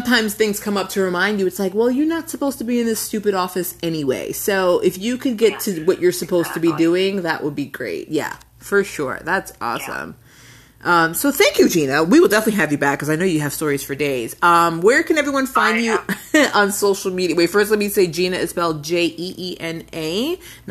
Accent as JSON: {"language": "English", "region": "New York", "country": "United States", "said": "I'm from New York also"}